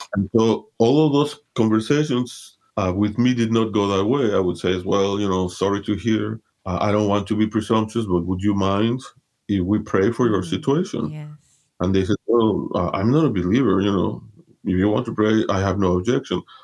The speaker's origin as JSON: {"language": "English", "region": "Mexico City", "country": "Mexico", "tie": "born or raised there", "said": "I was born and raised in Mexico City, Mexico. My parents are from Honduras, Central America"}